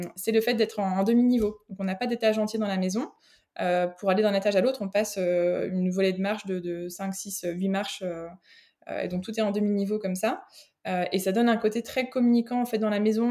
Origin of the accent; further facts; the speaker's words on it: France; moved away as an adult; now in Belgium; j'habite en Belgique, je suis française d'origine, mais ça fait euh, une bonne quinzaine d'années là que je suis euh, que je suis ici